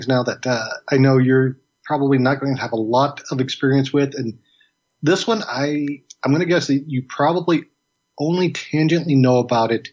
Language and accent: English; near Springfield, Illinois, United States; Springfield, Illinois, which is close to my hometown.